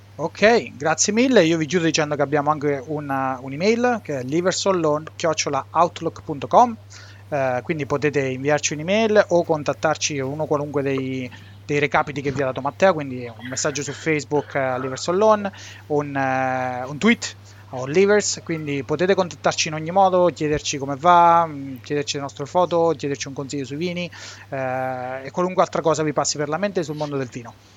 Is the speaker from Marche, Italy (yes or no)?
yes; Montefalcone Appennino, Marche, Italy; Siamo tutti di Monte eh Falcone sì. Appennino, un piccolo paese nell'entroterra sotto i Sibillini